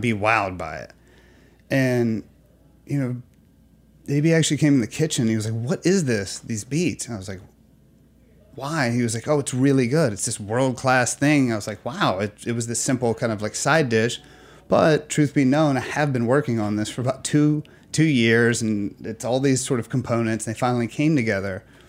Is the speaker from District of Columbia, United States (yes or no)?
no; Alabama, United States; now in New York, United States; I'm from Alabama